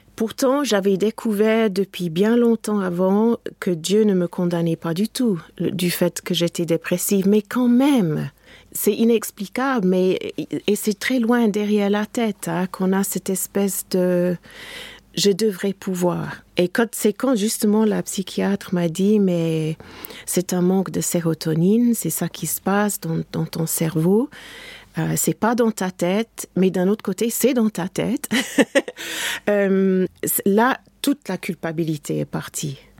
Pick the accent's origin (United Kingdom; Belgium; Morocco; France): United Kingdom; England; moved away; mon pays natal, l'Angleterre